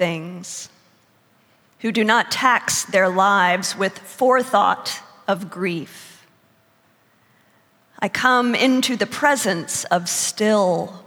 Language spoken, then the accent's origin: English; United States; also born or lived in Texas; I come from Oklahoma and Texas